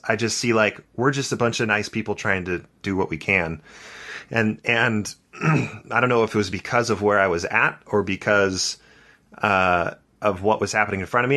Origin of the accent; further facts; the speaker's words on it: Santa Barbara, California, United States; I grew up in Santa Barbara, California.